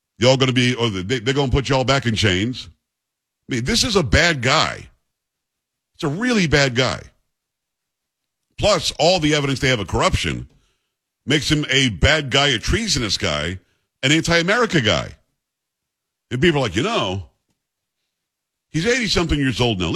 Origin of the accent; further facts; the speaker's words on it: Long Island, Metro New York, United States; I'm from Metro New York, Long Island, but it is Metro New York.